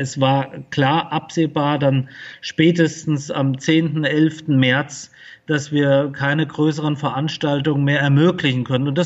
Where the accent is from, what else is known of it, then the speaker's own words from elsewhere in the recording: Fulda, Hesse, Germany; Ich bin äh, hier in Fulda geboren und aufgewachsen.